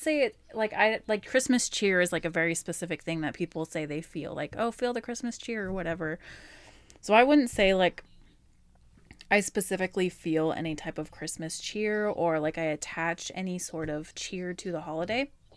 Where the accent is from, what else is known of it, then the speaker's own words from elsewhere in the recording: Alaska, United States; I was born in Alaska